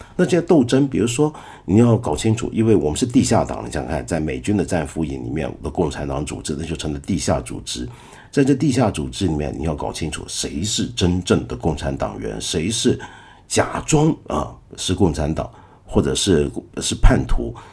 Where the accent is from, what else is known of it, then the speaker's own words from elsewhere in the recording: Taiwan; moved away; 我小时候啊，是住在台湾的，你知道。 我小时候在台湾呢，一直觉得台湾很莫名其妙